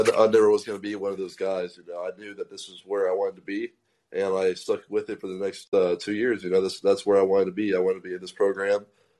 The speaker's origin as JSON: {"language": "English", "town": "Kennesaw", "region": "Georgia", "country": "United States", "moved": "as an adult", "lives_now": "Columbus, United States", "said": "I'm from Atlanta, Georgia. So I'm from Kennesaw/Ackworth, so the same town as Justin Fields."}